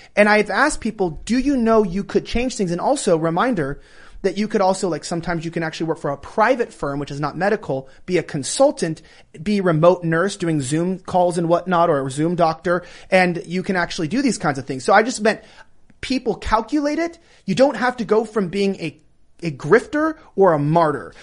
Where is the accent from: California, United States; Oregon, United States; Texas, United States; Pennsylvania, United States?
California, United States; moved away as an adult; I'm born and raised in California